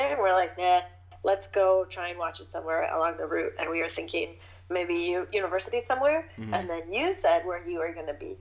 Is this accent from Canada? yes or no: yes; Toronto, Ontario, Canada; I lived in Toronto. I'm from Toronto.